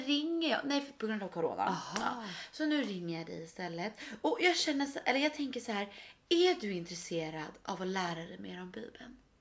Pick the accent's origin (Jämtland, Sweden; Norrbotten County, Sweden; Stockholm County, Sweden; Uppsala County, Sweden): Stockholm County, Sweden; Stockholm; vi är upp- vi är födda och uppväxta i Stockholm